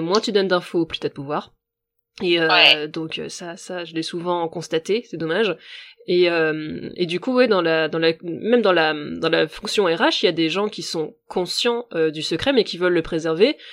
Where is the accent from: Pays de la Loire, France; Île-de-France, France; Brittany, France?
Brittany, France; Finistère; je suis bretonne et en Bretagne, c'est vrai que toi, tu vois, je viens du Finistère. Euh, là d'où je viens, il y a très peu de mixité ethnique